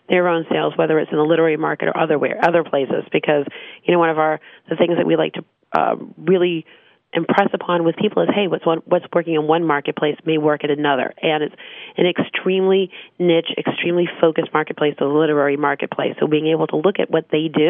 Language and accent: English; Marblehead, Massachusetts, United States